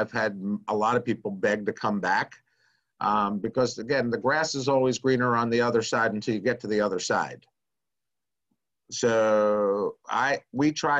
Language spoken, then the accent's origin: English; Nashville, Tennessee, United States; I'm from Nashville. I live in Nashville, Tennessee